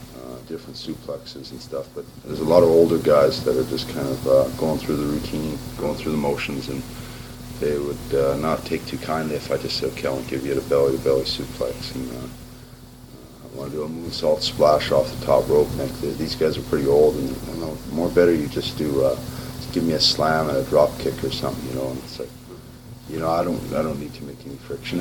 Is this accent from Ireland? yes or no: no; Canada; I came out as a Canadian